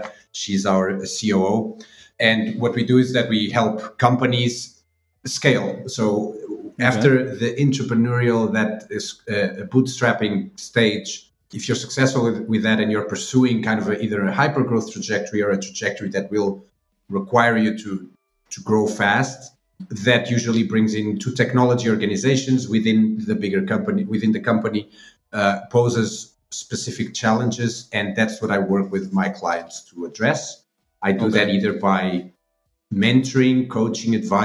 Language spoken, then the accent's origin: English; Aveiro, Aveiro District, Portugal; also born or lived in Coimbra; my hometown in Aveiro